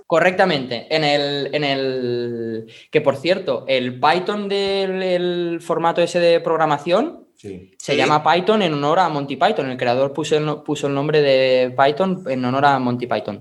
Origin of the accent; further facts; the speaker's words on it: Catalonia, Spain; yo como buen catalán que soy